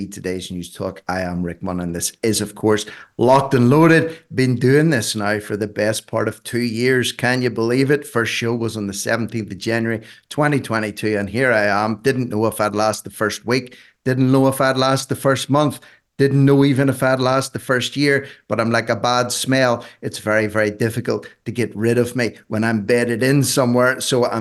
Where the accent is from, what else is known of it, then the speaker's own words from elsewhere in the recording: Ireland; I'm just an Irishman